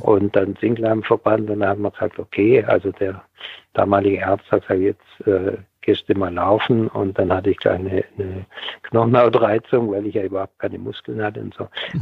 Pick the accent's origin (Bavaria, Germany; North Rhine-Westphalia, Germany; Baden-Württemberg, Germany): Baden-Württemberg, Germany; Ebersbach an der Fils; also born or lived in East Germany; Und Ebersbach ist aber der, der Ort, wo ich aufgewachsen bin